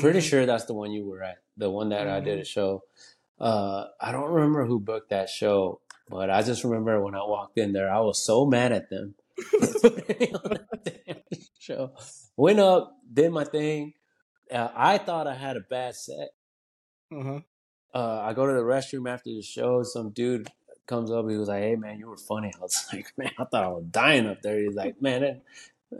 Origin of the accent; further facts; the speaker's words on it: Conroe, Texas, United States; first language Spanish; English is a second language; moved away as an adult; also born or lived in Dallas, Texas / Willis, Texas; now in Austin, United States; I grew up in the Conroe area